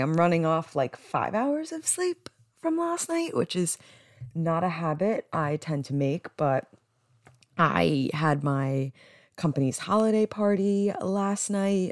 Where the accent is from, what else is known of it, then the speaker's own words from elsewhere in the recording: New Jersey, United States; growing up in Jersey, I don't, I don't think I have an accent